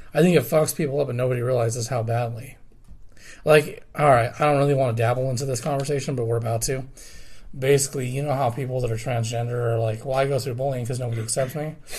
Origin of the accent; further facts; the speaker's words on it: Commerce City, Colorado, United States; I remember growing up in Commerce City, and we left for many reasons.